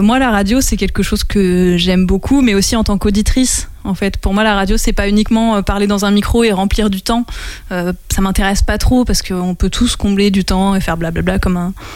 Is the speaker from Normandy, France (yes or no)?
no; Les Mureaux, Île-de-France, France; now in Angers, France; moi j'ai grandi dans les Yvelines